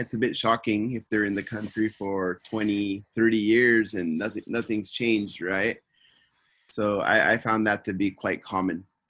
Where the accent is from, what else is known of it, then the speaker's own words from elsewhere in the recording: Simi Valley, California, United States; now in Tokyo, Japan; I'm from Simi Valley, California, and I'm living in Tokyo